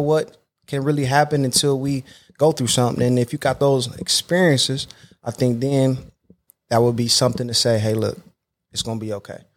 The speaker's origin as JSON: {"language": "English", "town": "Akron", "region": "Ohio", "country": "United States", "tie": "born or raised there", "said": "I come back to my hometown, Akron, Ohio, to coach"}